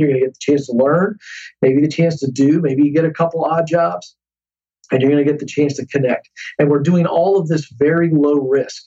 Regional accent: Tidewater area, east coast of Virginia, United States; now in Franklin, United States; Virginia on the coast, uh, the east coast of Virginia. There is called the Tidewater area.

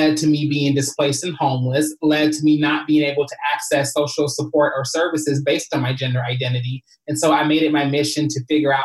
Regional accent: Kentucky, United States; moved away as an adult; now in Los Angeles, United States; I came from Kentucky when I was 19 years old

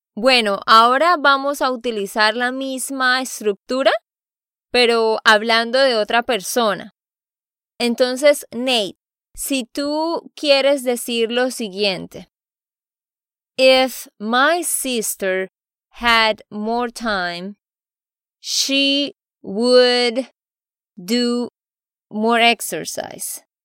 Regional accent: Santander, Colombia; de Santander, Colombia

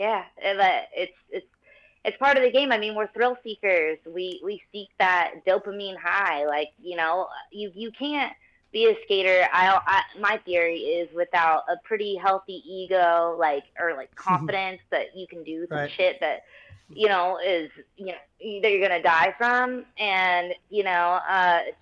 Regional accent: Florida-Georgia line, United States; I'm from the Florida-Georgia line, like, southern people, you know.

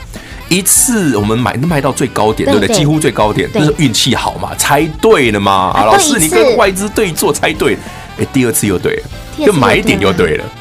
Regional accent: Sanxia, New Taipei, Taiwan; 我老家三峡，

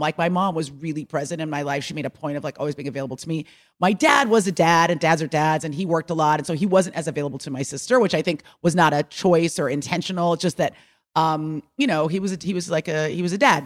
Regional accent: Bay Area, California, United States; moved away; I grew up in the Bay Area

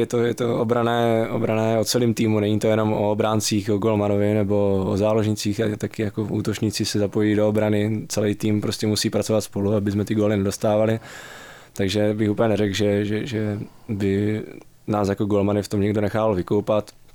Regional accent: Přerov, Olomouc Region, Czechia; now in Pardubice, Czech Republic; jsem začal nějak pomalu chodit vlastně na fotbal u nás v Přerově, odkud pocházím

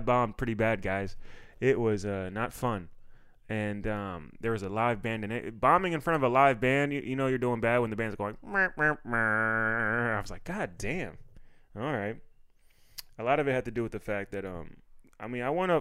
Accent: Maryland, United States; I'm from Maryland

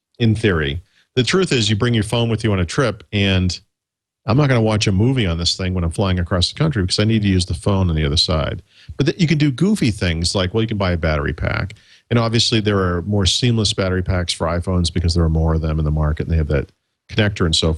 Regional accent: Dedham, Massachusetts, United States; moved away; I grew up in Dedham specifically

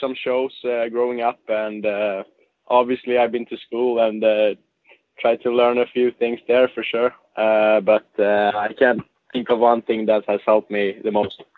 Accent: Gothenburg, Västra Götaland, Sweden; now in Luleå, Sweden; in Gothenburg. Um I grew up there

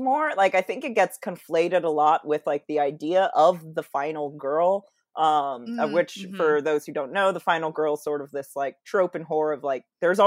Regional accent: Seattle, Washington, United States; it was set where I grew up in Seattle and the peninsula

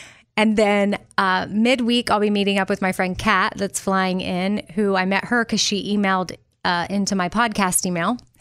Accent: Austin, Texas, United States; moved away; I'm a Texas girl, and I always will be at heart, but New York was just this, wow, this, I mean, I was from Austin

